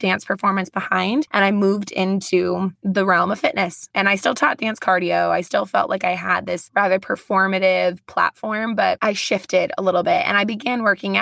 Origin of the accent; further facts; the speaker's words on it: Las Vegas, Nevada, United States; moved away as an adult; also born or lived in Boise; I grew up in Las Vegas.